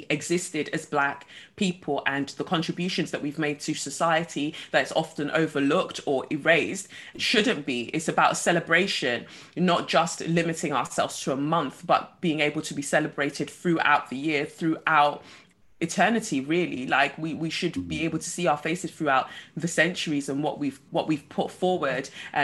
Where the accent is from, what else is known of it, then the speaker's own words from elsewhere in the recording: London, United Kingdom; growing up in Peckham in the 90s